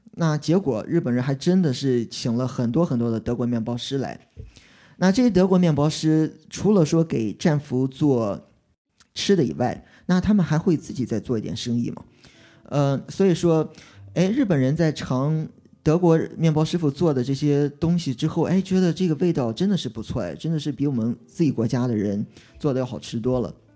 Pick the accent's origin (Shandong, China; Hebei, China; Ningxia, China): Shandong, China; Qingdao; 我是青岛人，我中国青岛出生，因为青岛冲击量在中国算个三线城市